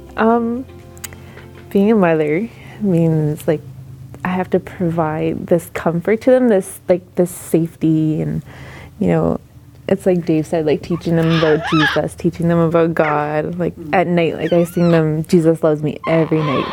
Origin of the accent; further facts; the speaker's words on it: Quebec, Canada; also born or lived in Moosonee, Ontario; now in Sudbury, Canada; Until I was about eight years old. And then my mom decided to move to Quebec